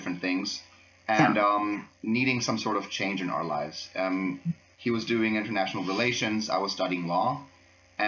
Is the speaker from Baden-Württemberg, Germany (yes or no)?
yes; Freiburg, Baden-Württemberg, Germany; English is a second language; I'm actually from Freiburg, so I'm from here